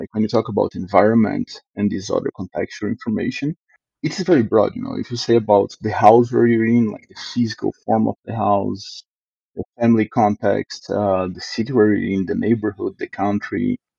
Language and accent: English; Brazil; now in Canada; But after I came from Brazil to Canada and start seeing like how these differences take part into like every level of living